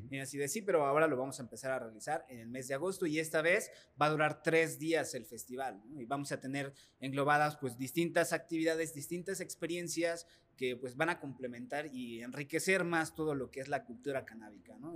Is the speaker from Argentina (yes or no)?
no; Mexico; nosotros como mexicanos